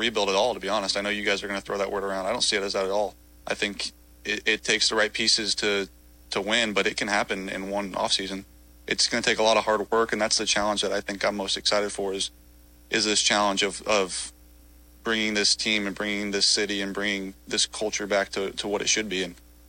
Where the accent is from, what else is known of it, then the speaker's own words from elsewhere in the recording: California, United States; And, you know, I'm from California.